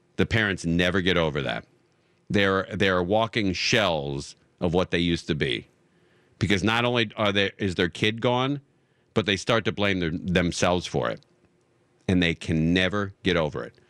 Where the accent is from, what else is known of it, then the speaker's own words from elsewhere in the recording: Los Angeles, California, United States; I was born and raised in Los Angeles, nineteen sixty-three.